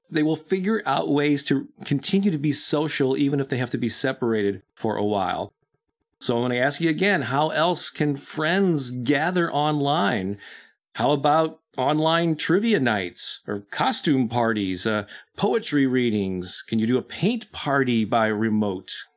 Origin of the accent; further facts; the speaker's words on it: St. Louis, Missouri, United States; my hometown of Saint Louis